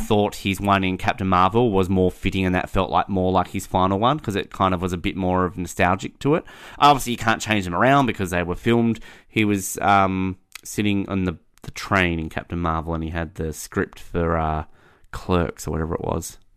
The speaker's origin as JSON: {"language": "English", "country": "Australia", "said": "as an Australian"}